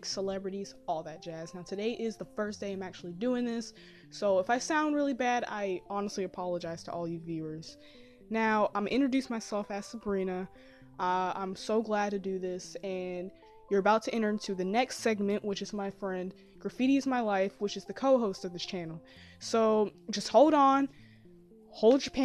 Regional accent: South Carolina, United States; I am from South Carolina

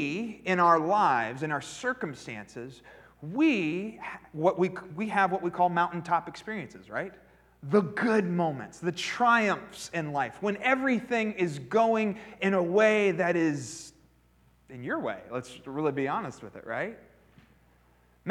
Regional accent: Pennsylvania, United States; I grew up in Pennsylvania

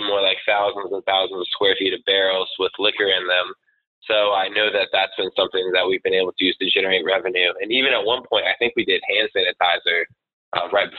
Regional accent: Winston-Salem, North Carolina, United States; moved away as an adult; also born or lived in Charleston, South Carolina; now in Rhode Island, United States; I'm from North Carolina originally, same place where y'all are, Winston-Salem.

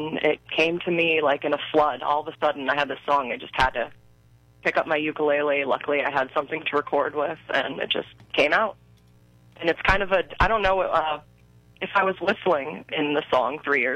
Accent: Clarion County, Pennsylvania, United States; also born or lived in Punxsutawney, Pennsylvania; I was born in Punxsutawney, which is Jefferson County, but I've lived most of my life now in Clarion County

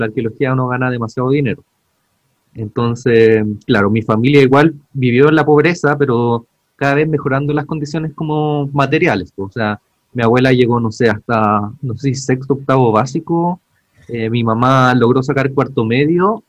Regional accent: Santiago, Santiago Metropolitan Region, Chile; now in Ñuñoa, Chile; soy de Pudahuel

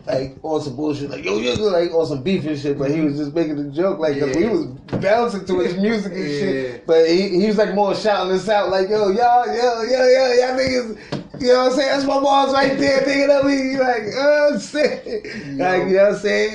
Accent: Jamaica; I'm Jamaican

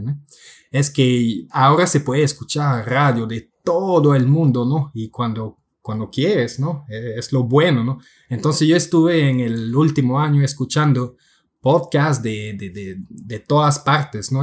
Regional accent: Quebec, Canada; first language French; Spanish is a second language; Soy un canadiense de la parte francesa de Quebec, así que mi, mi primer idioma es el francés

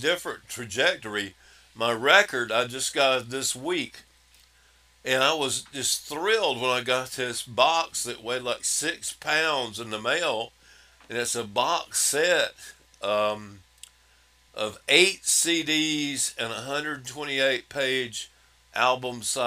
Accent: Wellford, South Carolina, United States; also born or lived in Spartanburg, South Carolina; I was born in Spartanburg, grew up in Welford, South Carolina

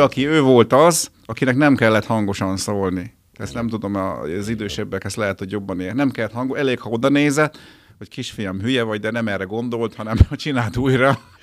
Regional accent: Győr, Győr-Moson-Sopron, Hungary; moved away as an adult; also born or lived in Miskolc; now in Budapest, Hungary; Én Győri vagyok, de ugye Pesten lakom már kétezer óta

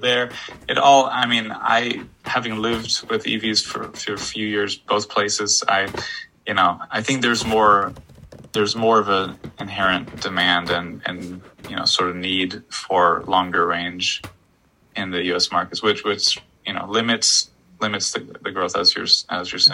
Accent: Florida, United States; moved away as an adult; also born or lived in Poland; I'm from Florida

